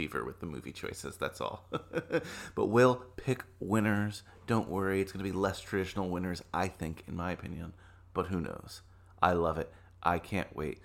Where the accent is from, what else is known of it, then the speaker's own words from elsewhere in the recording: New Jersey, United States; moved away as an adult; now in Manhattan, United States; I grew up in New Jersey